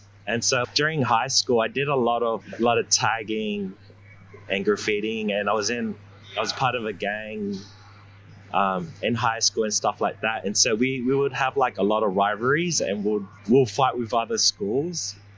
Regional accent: Sydney, New South Wales, Australia; also born or lived in New Zealand; I was born in New Zealand, moved into Australia when I was six, and I've pretty much got myself with the wrong crowd in Blacktown.

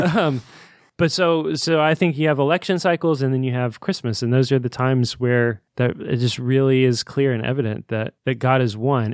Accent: Indiana, United States; the city that we grew up in.

